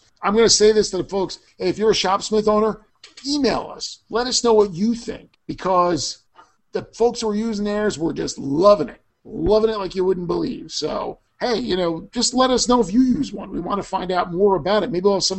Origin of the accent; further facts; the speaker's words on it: New Jersey, United States; my home state of New Jersey, just over the Hudson from that other place that people like to talk about